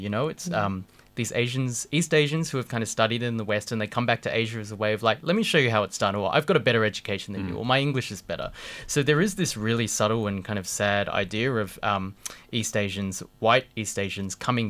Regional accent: Sydney, New South Wales, Australia; The Cronulla riots in 2005. I grew up school near there.

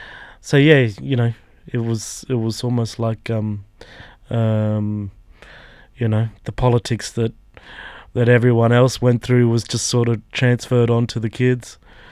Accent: Alice Springs, Northern Territory, Australia; Growing up in Alice, you know, we'd only had ABC TV until the late 80s

